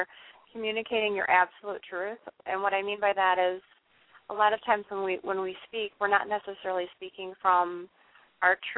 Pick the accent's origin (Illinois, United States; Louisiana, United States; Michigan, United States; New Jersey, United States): Illinois, United States; Chicago; I'm pretty much from the Chicago area